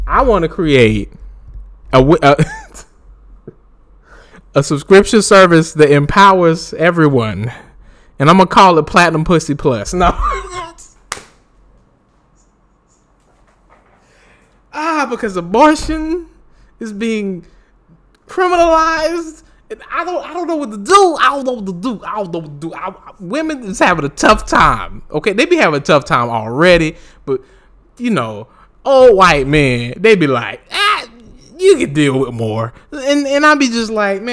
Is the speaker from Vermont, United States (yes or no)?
no; Winston-Salem, North Carolina, United States; also born or lived in Raleigh-Durham area (919), North Carolina; I'm from North Carolina, too. I was born on my birth certificate, say Forsyth County. I was born in Winston-Salem.